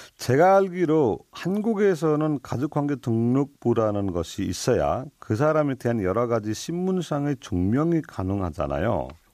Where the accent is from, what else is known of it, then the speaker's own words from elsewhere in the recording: Nepal; Korean is a second language; now in South Korea; 저희는 네팔에서 왔습니다